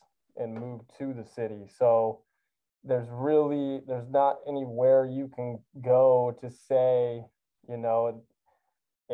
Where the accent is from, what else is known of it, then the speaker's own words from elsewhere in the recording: Pacific Northwest, United States; moved away; I grew up in the Pacific Northwest.